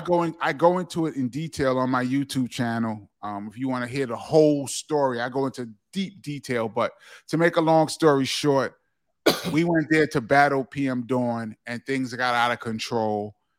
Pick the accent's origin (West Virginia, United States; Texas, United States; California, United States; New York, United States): New York, United States; New York City; also born or lived in Harlem; we moved from there to the Bronx, and it was culture shock